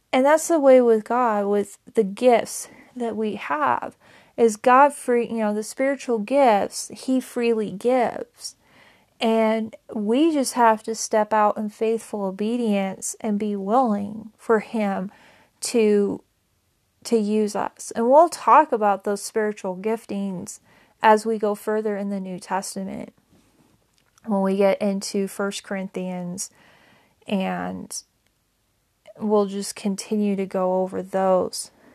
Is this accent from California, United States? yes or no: no; Powell, Wyoming, United States; now in Laramie, United States; I moved away from my hometown of Powell, Wyoming to Laramie, Wyoming a couple years ago